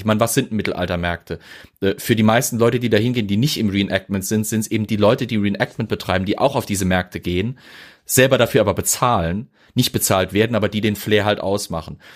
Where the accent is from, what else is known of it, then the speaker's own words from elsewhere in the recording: Germany; bei mir als Deutscher